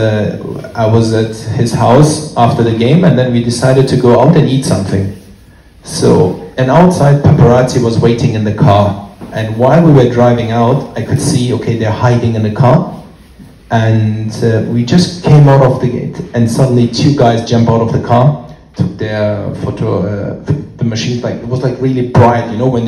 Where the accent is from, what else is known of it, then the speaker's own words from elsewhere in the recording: Germany; moved away as an adult; also born or lived in London; I'm born and raised in Germany